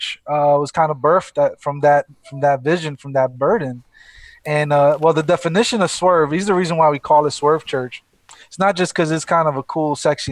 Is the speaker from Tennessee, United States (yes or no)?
no; New York City, New York, United States; this is my neighborhood, born and raised in Brooklyn